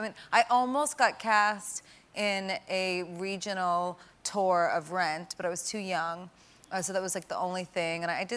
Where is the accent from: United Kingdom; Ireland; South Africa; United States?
United States; East Coast; And we're both Italian and we're from the East Coast, so, you know, that's what you do.